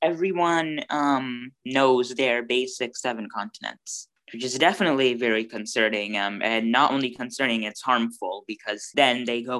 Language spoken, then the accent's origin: English; Bangladesh; now in United States; especially being from Bangladesh, because I'll tell people, oh, I'm from Bangladesh